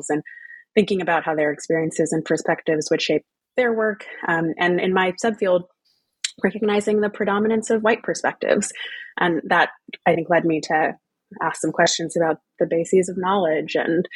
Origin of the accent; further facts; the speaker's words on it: Texas, United States; moved away as an adult; also born or lived in Louisiana / New England / United Kingdom; family roots in Louisiana, growing up in Texas, going to college in New England, and going to the UK for grad school